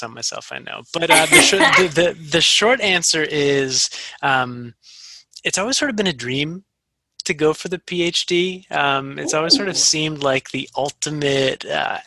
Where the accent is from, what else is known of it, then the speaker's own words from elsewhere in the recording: Massachusetts, United States; moved away as an adult; I grew up in Massachusetts and I wanted to come back